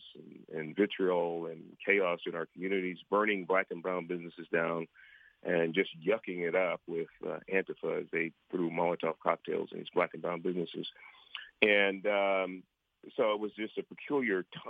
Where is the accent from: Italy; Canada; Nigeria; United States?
United States; San Francisco, California; also born or lived in San Jose; I was born and raised in San Francisco in abject poverty, so Hunters Point project housing